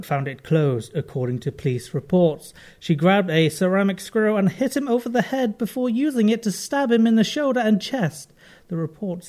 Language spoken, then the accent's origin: English; London, United Kingdom; accent: London-y; my accent's all London-y